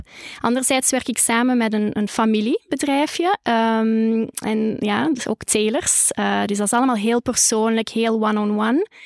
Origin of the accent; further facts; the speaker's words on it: Holsbeek, Flanders, Belgium; de boerderij waar ik ben opgegroeid